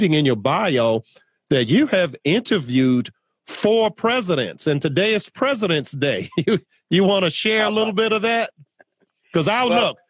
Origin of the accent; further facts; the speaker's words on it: Virginia, United States; my home state of Virginia